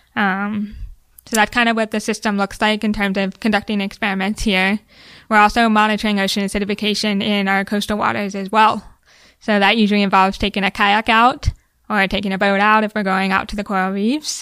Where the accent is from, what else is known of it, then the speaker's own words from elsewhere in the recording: Ohio, United States; moved away as an adult; also born or lived in Hawaii / Bermuda; now in Key West, United States; I grew up in the Midwest